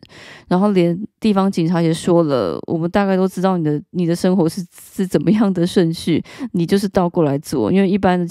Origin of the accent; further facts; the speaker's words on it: Taiwan; now in France; 因为我是台湾人，我并不是法国人